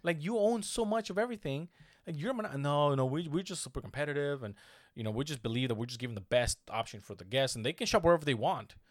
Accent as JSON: {"language": "English", "country": "United States", "said": "I'm American too"}